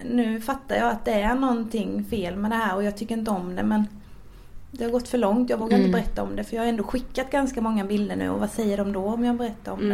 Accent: Växjö, Kronoberg County, Sweden; jag kommer från Växjö

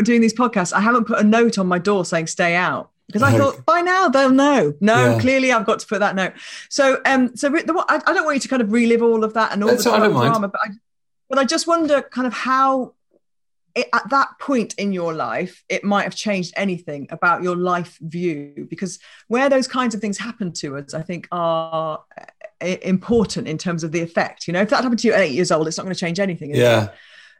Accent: England, United Kingdom; now in Canada; And then when I came back to England, I did the same thing in reverse.

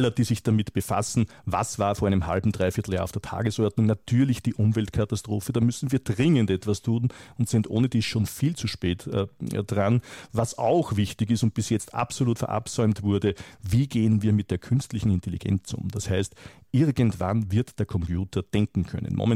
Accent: Austria; Ich komme aus Österreich und ich weiß hier, dass man etwa ein Instrument wie die Impfpflicht aber sowas von völlig versiebt hat.

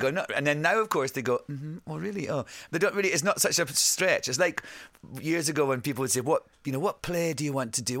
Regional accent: Scotland, United Kingdom; accent: Scottish; I sing with my Scottish accent

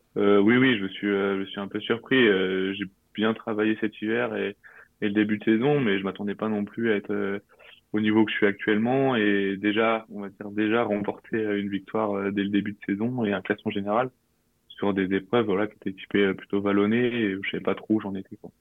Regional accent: Normandy, France; moved away as an adult; now in Nice, France; j'avais 8 ans et ça s'est passé euh, à Bayeux.

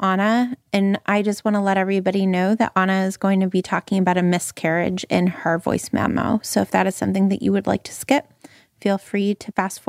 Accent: Calgary, Alberta, Canada; yes, Stan, you are from Texas and I am from Calgary and we are basically the same person.

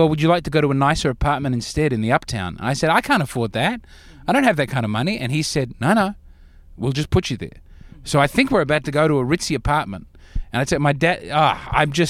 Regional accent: Australia; moved away as an adult; now in New York, United States; I'm from Australia

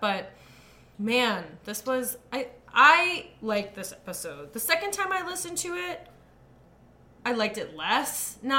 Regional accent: India; I'm an attorney, and I always want to include this, and I'm Indian.

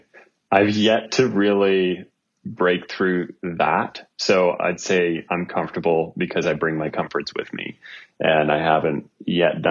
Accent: Northern Ontario, Canada; I'm from Northern Ontario

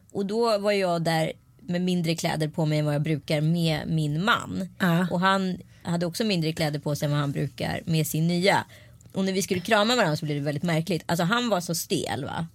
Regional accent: Örebro, Örebro County, Sweden; I Vivalla i Örebro, där jag är ifrån

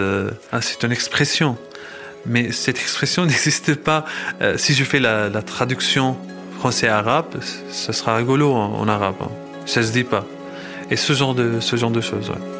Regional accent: Damascus, Damascus Governorate, Syria; French is a second language; moved away as an adult; also born or lived in Moscow, Russia / Sevran, France; now in France; j'ai passé toute mon enfance en Syrie. Je suis resté à Damas jusqu'à quand j'avais 25 ans

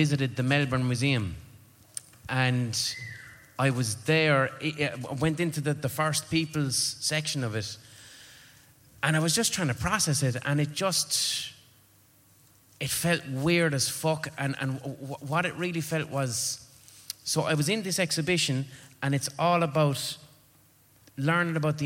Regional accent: Ireland; I'm fucking Irish

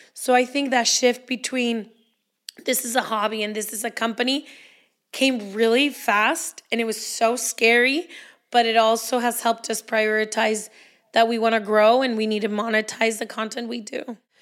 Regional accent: Guadalajara, Jalisco, Mexico; I'm also Mexican. I was born in Guadalajara, same town as Leti

